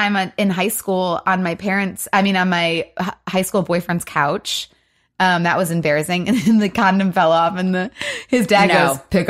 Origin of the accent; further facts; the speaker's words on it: Michigan, United States; Yeah, we're from Michigan, and you've got a tramp stamp.